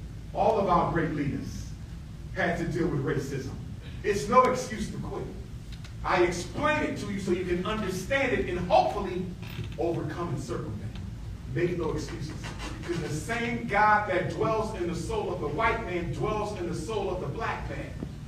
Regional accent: Philadelphia, Pennsylvania, United States; I was born in North Philadelphia.

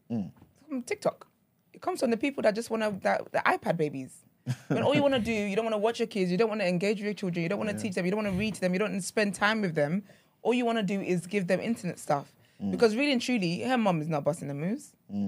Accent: Nigeria; now in United Kingdom; Like when I was like younger, like obviously growing up in Nigeria and stuff

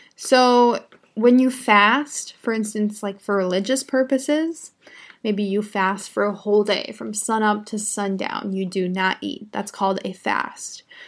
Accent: United States; I'm an American English teacher. I live in the United States

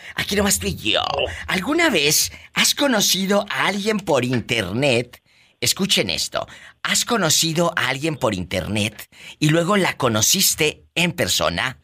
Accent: Matamoros, Tamaulipas, Mexico; moved away; Cuando empecé en la radio, chicos, en Matamoros, Tamaulipas, mi tierra

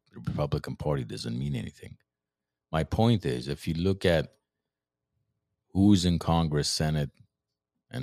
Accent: Armenia; moved away; what we grew up with in Soviet Armenia

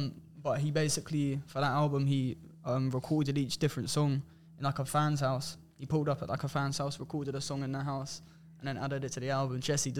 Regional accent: Brighton, South East England, United Kingdom; Obviously, I'm from Brighton.

